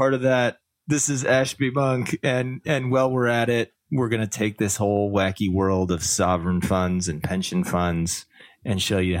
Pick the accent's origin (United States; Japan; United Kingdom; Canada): Canada; As a Canadian, I can tell you that.